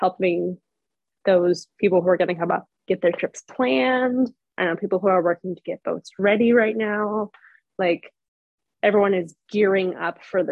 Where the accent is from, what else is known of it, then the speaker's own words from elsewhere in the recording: Georgia, United States; now in Homer, United States; I'm from Georgia